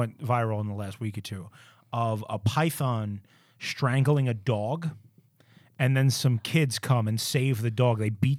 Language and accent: English; New York, United States; As a New Yorker